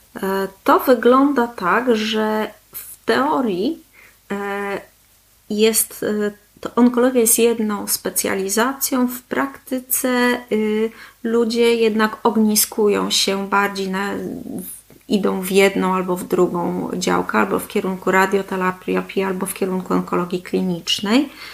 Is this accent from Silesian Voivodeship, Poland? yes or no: no; Gdańsk, Pomeranian Voivodeship, Poland; moved away as an adult; now in Kalmar, Sweden; Pochodzę z Gdańska y, i tam studiowałam, tam też zdobyłam swoją specjalizację onkologiczną